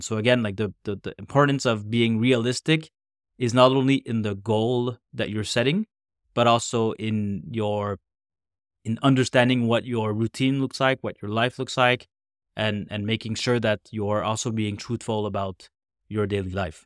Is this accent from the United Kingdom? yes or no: no; Canada; a Canadian, North American, man